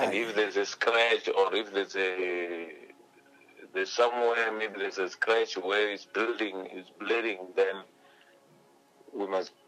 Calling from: Tshiawelo, Limpopo, South Africa; I'm calling from Venda in Limpopo

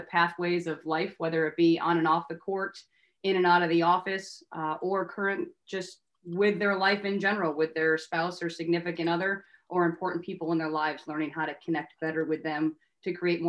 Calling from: Tampa, Florida, United States; So interestingly enough, I am here in Tampa, Florida.

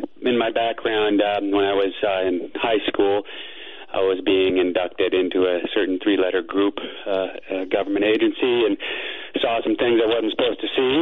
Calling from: Phoenix, Arizona, United States; from Phoenix, and I'm hoping to demystify this experience for you a little bit

